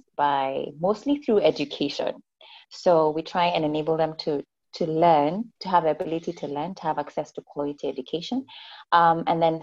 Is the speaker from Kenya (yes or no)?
yes; Kenya; I'm from Kenya